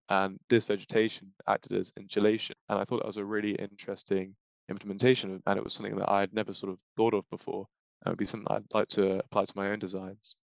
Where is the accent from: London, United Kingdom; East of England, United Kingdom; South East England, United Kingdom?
London, United Kingdom; I'm also a third year student from London